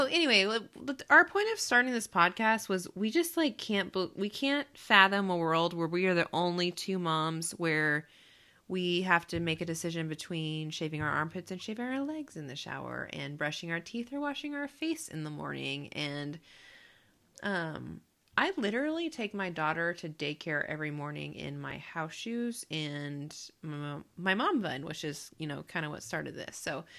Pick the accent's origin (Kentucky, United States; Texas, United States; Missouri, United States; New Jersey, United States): Texas, United States; Austin; moved away; also born or lived in California; I'm from Texas, Austin specifically, and I'm a mom of a 2-year-old named Penny.